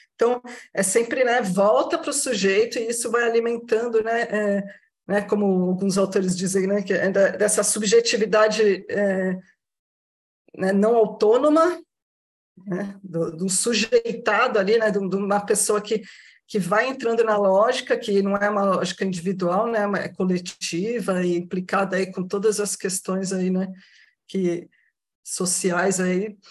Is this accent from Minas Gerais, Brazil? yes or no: no; Baixada Santista, São Paulo, Brazil; Sou da região aqui da Baixada Santista